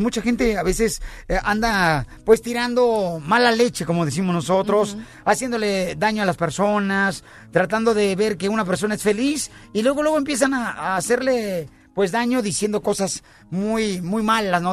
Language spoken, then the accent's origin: Spanish; Ocotlán, Jalisco, Mexico; yo soy de Ocotlán, Jalisco.